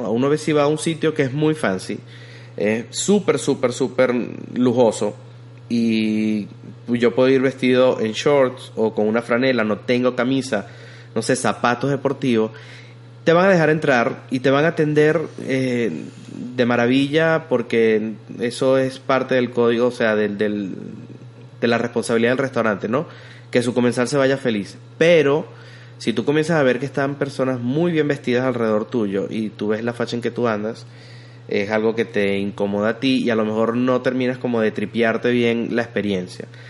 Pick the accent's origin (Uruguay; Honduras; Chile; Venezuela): Venezuela; now in Texas, United States; como diríamos nosotros en Venezuela